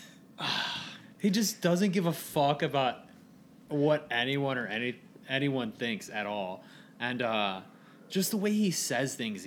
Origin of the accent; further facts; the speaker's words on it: Hebron, United States; I'm from Hebron